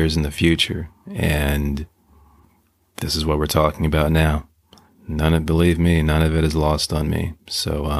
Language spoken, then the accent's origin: English; Maryland, United States; I grew up in Maryland, about 45 minutes outside of D.C.